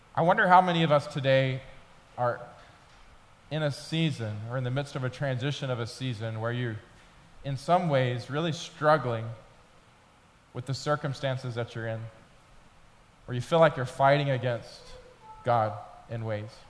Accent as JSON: {"language": "English", "town": "Atlanta", "region": "Georgia", "country": "United States", "also_born_or_lived": "Memphis, Tennessee", "moved": "as an adult", "said": "I was from Atlanta"}